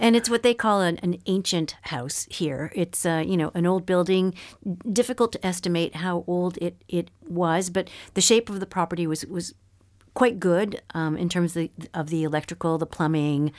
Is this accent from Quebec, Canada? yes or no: yes; Montreal, Quebec, Canada; moved away as an adult; also born or lived in Ontario; now in France; I was, um, born and raised in Montreal, um, Quebec, which is the French-speaking